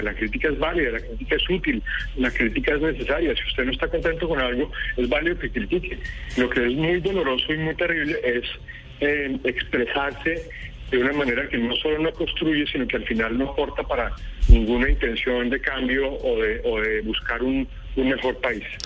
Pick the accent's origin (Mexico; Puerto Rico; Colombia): Colombia; los colombianos que queremos a nuestro país